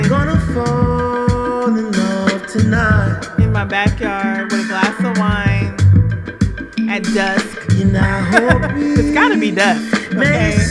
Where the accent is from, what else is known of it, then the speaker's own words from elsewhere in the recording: Los Angeles, California, United States; also born or lived in New York; a Los Angeles native, I mean, I'm all I represent all LA all day, even though sometimes I sound like I'm from New York, and I know some of y'all are straight up confused.